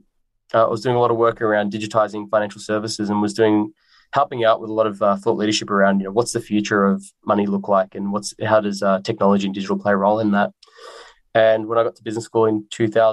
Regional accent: Melbourne, Victoria, Australia; I was born in Australia. I grew up in a community in the northwestern suburbs of Melbourne

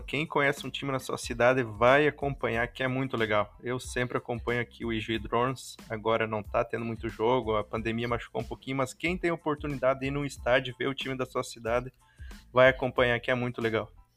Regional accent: interior of Rio Grande do Sul, Brazil; also born or lived in Ijuí; eu sou do interior do Rio Grande do Sul, estou morando em Ijuí atualmente

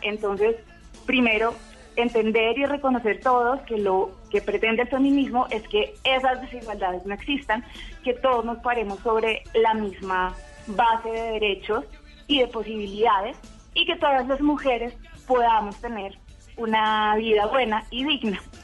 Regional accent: Colombia; todas somos colombianas

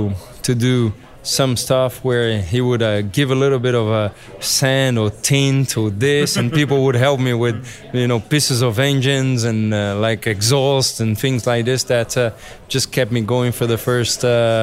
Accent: São Paulo, Brazil; English is a second language; It was a big family … when we grew up was in Interlagos, right by the track.

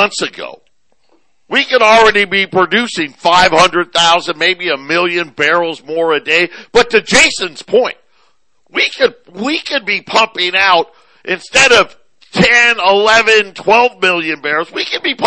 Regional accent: Syracuse, New York, United States; moved away; also born or lived in Phoenix; I grew up in Syracuse, as all of you know, still a big Syracuse fan. My mom and my youngest brother still live there.

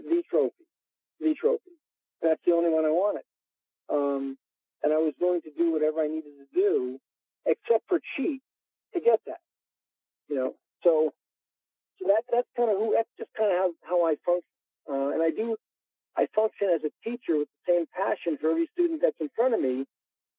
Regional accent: New York, United States; I am a New Yorker

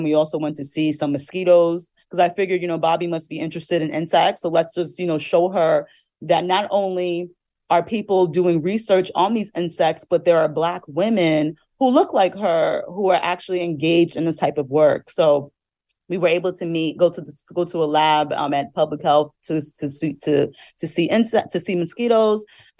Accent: New Jersey, United States; You know, I'm from New Jersey and I saw those lanternflies and I was terrified of them.

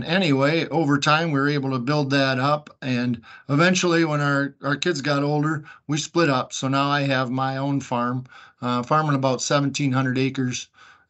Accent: the Thumb, Michigan, United States; I grew up here in Thumb, Michigan, on a kind of dairy farm and crop farm

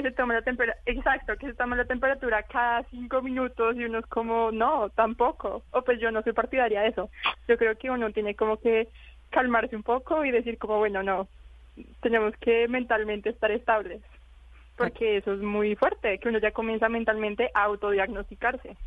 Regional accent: Colombia; now in Wuhan, China

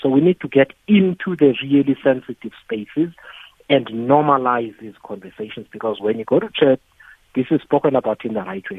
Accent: Eastern Cape, South Africa; when I was younger, in growing up in the Eastern Cape

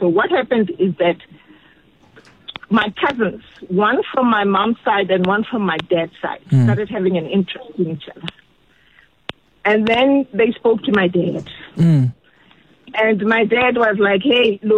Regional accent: Soweto, Gauteng, South Africa; now in Johannesburg, South Africa; I'm from Deep Kloof.

